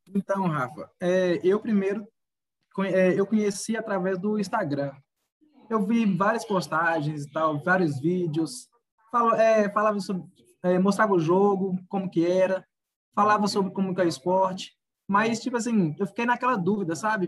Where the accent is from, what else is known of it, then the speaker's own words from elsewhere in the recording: Curvelo, Minas Gerais, Brazil; nasci em Curvelo, Minas Gerais